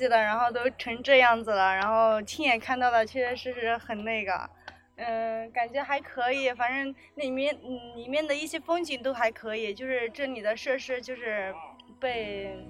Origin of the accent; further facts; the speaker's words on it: China; 反正一身为中国人，还是过来看一下嘛。